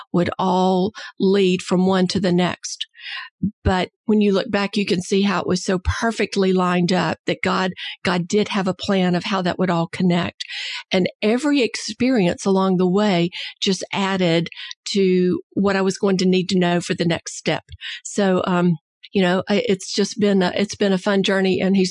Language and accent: English; Alabama, United States; I'm an Alabama girl. Parents from Alabama, and I was born into a family of believers